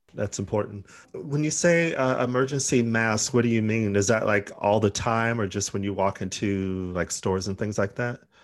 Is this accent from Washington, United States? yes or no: no; Arizona, United States; We're from Arizona